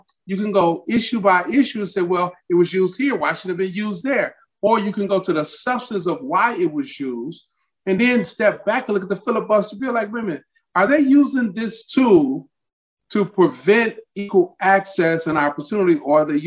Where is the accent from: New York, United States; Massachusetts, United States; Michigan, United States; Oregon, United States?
Michigan, United States; Detroit; moved away; also born or lived in Mississippi; Grew up Detroit, Michigan.